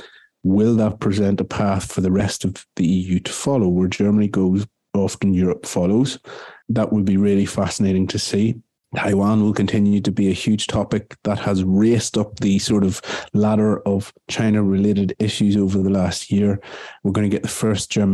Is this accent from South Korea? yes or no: no; Ireland; as an Irishman